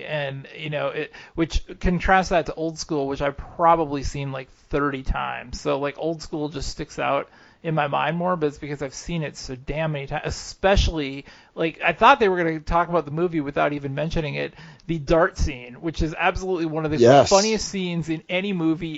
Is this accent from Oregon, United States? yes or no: no; Hutchinson, Kansas, United States; I grew up in Hutchinson